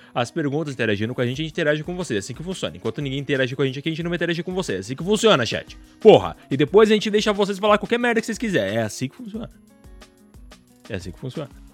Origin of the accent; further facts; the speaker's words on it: Paraná, Brazil; moved away; Eu nasci aí no Paraná